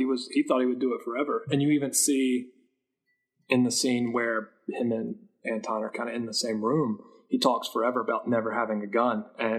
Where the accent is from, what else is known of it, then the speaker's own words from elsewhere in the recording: Appalachia, United States; I was in the military. I was stationed in Alaska. I grew up in Appalachia.